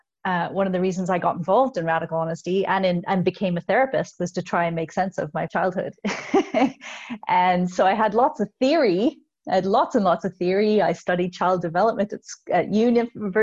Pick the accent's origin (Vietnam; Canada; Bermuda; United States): Canada; also born or lived in Belfast, Northern Ireland; we immigrated to Canada from Belfast when I was 4, and we left my entire extended family.